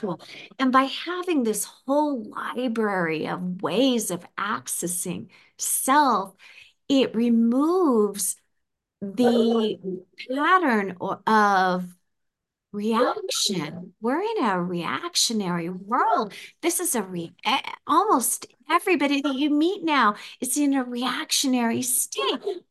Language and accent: English; United States; Coming from the United States as an American